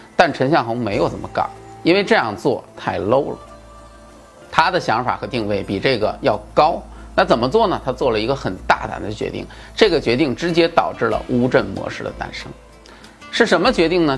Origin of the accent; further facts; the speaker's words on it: China; 我们中国人